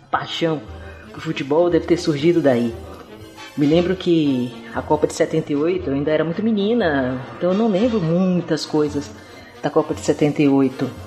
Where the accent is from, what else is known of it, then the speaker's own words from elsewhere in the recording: Northeast Region, Brazil; moved away; also born or lived in Ribeirão Preto / interior of Bahia; eu sou do Nordeste, né?